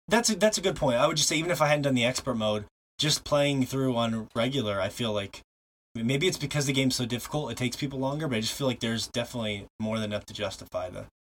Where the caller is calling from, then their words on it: Montana, United States; And, of course, I'm broadcasting from Montana.